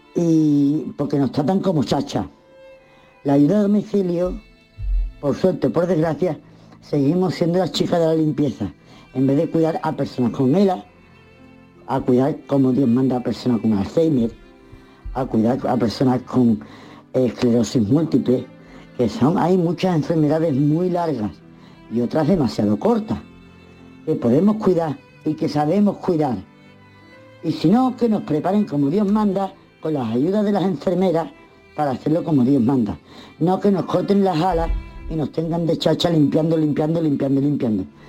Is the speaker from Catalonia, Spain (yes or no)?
no; Huelva, Andalusia, Spain; soy de Huelva, ¿no? De Boyullo.